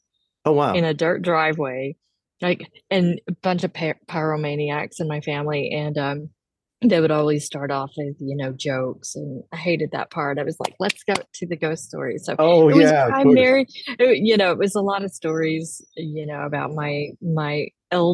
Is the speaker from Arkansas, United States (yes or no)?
yes; Fort Smith, Arkansas, United States; moved away as an adult; also born or lived in Cape Cod, Massachusetts; now in Boston, United States; I grew up in Fort Smith, which is more a river valley town. But my parents, like with my mom, but then with my dad and my stepmom, they lived up on the hill. So it was like the foothills of the Ozarks